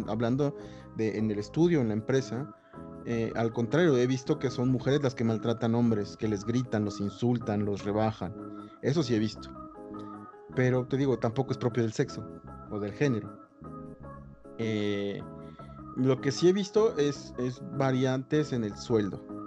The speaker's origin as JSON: {"language": "Spanish", "town": "Acapulco", "region": "Guerrero", "country": "Mexico", "tie": "born or raised there", "said": "yo me crié en Acapulco"}